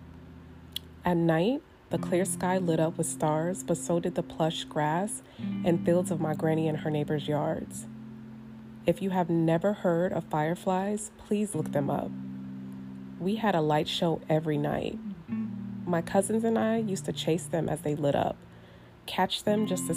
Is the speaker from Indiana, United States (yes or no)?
no; Northern California, United States; also born or lived in Oklahoma City, Oklahoma; I am a true Cali girl at heart, as I was raised in Northern California